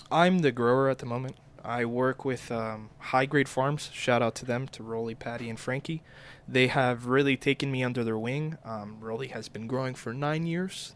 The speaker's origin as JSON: {"language": "English", "region": "Florida", "country": "United States", "moved": "as an adult", "lives_now": "Oklahoma, United States", "said": "We're originally from Florida, and we relocated our family about two years ago"}